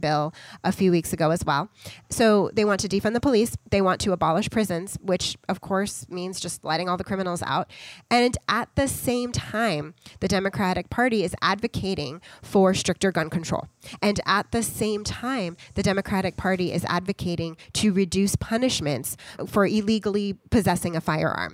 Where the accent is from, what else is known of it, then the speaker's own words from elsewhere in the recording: United States; as American citizens